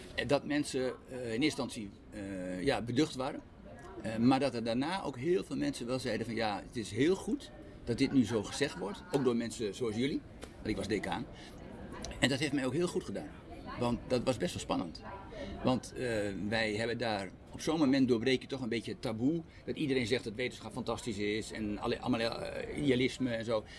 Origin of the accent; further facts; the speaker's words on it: Netherlands; wij, als Nederlanders